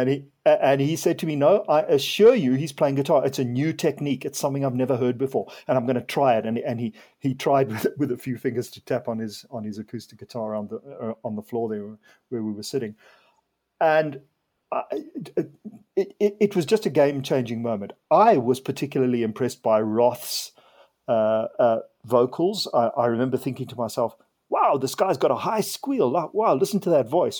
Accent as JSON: {"language": "English", "country": "Zimbabwe", "tie": "born or raised there", "moved": "yes", "lives_now": "South Africa", "said": "I was born in Zimbabwe and I, I was brought up there"}